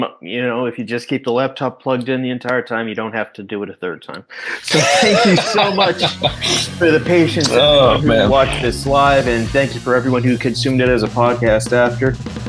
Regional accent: Pittsburgh, Pennsylvania, United States; Also, I think, I grew up in Pittsburgh. If you grew up in Pittsburgh and a baseball fan or a sports fan, you got to be taught the story

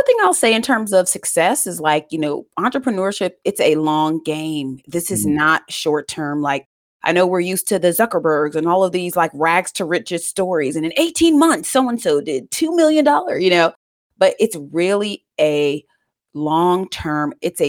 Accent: United States; I grew up actually right outside of Washington, D.C. in a single parent household, and I am Jamaican

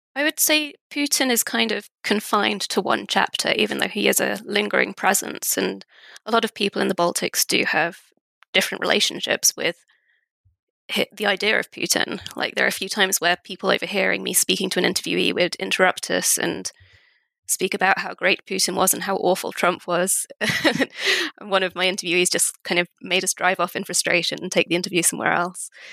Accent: United Kingdom; also born or lived in Russia; I'm British, but I do have Estonian roots

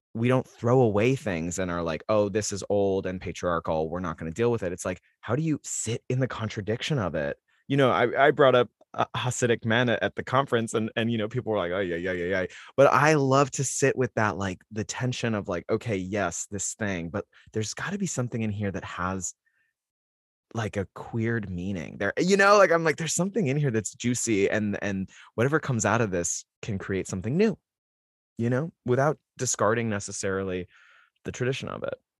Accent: Salt Lake City, Utah, United States; I come from Salt Lake City, Utah

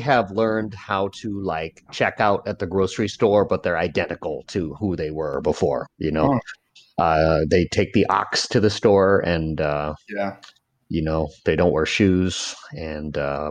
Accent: Laos; born there; first language Lao; English is a second language; Like I was born in Laos. I spoke Laotian, and somehow I've un-Laotianed myself. Like I can't speak Laotian. I can't even speak with the Laotian accent.

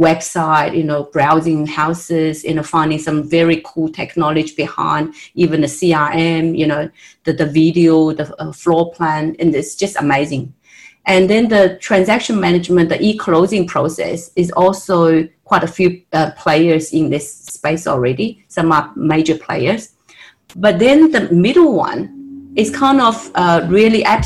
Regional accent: Australia; moved away as an adult; now in United States; I'm actually an Australian, and just moved to United States from Australia

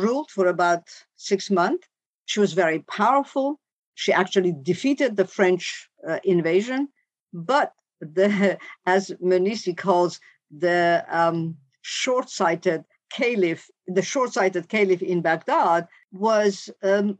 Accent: Tehran, Tehran Province, Iran; moved away as an adult; now in Boston, United States; I was born in Iran, finished high school, and then I came to America.

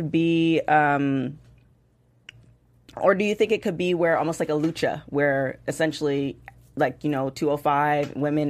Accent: Canada; So I'm also Canadian as well, and having a lot of family in the Canadian movie industry.

